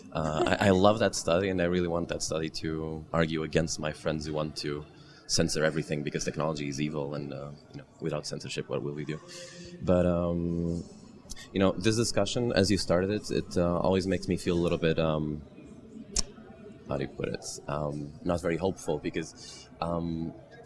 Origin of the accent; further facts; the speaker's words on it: Portugal; I'm from Portugal